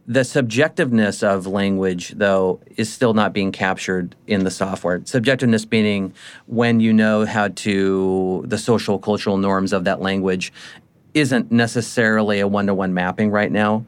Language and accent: English; United States; me being an American.